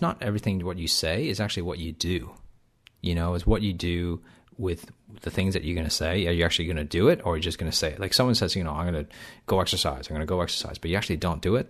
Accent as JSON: {"language": "English", "country": "Canada", "tie": "born or raised there", "also_born_or_lived": "Hong Kong", "accent": "Canadian accent mixed in with some Australian twang", "said": "I was born in Canada, but I actually left um, Canada to live in Hong Kong for about four years between the ages of five and nine"}